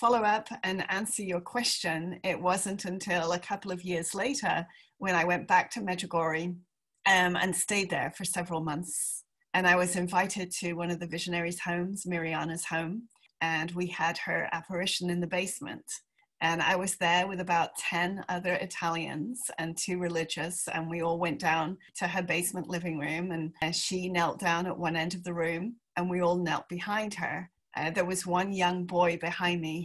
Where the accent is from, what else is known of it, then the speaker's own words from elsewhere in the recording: England, United Kingdom; moved away as an adult; also born or lived in Palm Beach, United States; I am English